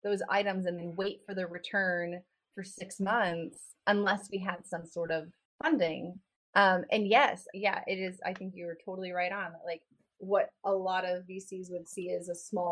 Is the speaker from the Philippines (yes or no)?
no; Dallas, Texas, United States; I grew up in Dallas and in East Texas